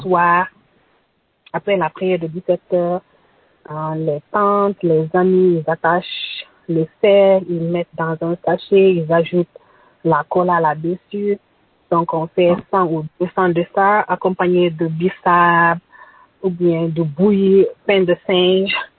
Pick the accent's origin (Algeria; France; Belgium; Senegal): Senegal; Tambacounda, Tambacounda Region; Je viens du Sénégal, plus précisément à Tambacounda, au fond du Sénégal